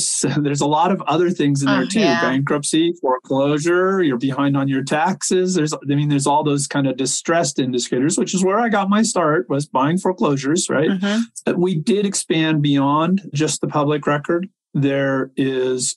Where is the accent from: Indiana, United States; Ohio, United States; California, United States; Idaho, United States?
California, United States; Silicon Valley; I grew up in Silicon Valley